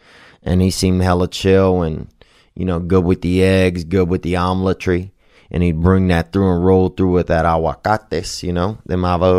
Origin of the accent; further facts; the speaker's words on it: Louisiana, United States; I remember growing up in Louisiana, it would be scary sometimes to have a black friend